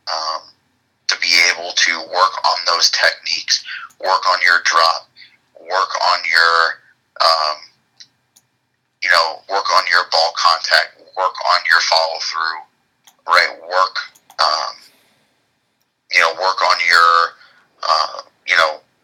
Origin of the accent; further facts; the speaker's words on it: Florida, United States; I was born in Florida. Born and raised, lived there my entire life